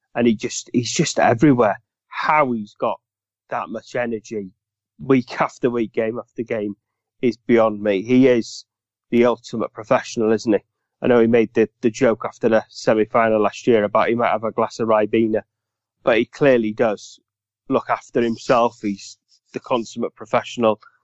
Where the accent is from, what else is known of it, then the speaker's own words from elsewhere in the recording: Welsh, Wales, United Kingdom; Being Welsh